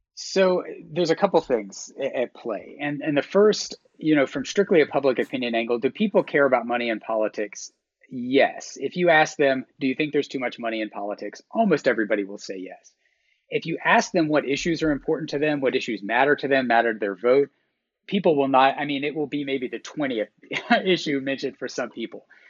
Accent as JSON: {"language": "English", "region": "Georgia", "country": "United States", "moved": "yes", "said": "I'm from Georgia. My parents still live there."}